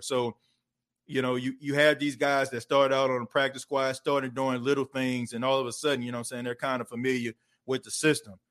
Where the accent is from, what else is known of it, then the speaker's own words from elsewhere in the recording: Louisiana, United States; moved away; I'm from Louisiana